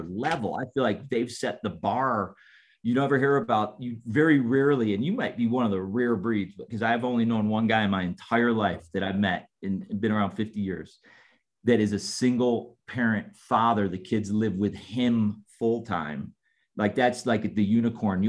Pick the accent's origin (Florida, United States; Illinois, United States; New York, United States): Illinois, United States; Chicago; also born or lived in Canada; I'm from Chicago